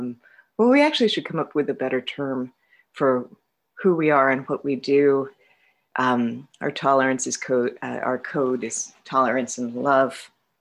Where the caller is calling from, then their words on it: Vermont, United States; I'm an alcoholic. I'm calling from Vermont